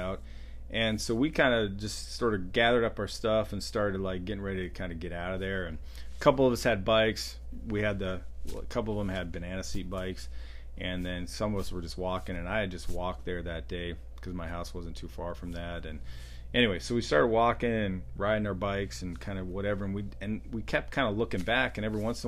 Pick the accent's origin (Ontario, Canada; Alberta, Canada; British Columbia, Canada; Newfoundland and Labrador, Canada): Alberta, Canada; Glenwood; growing up in Glenwood, small town, we lived close to Indian reservation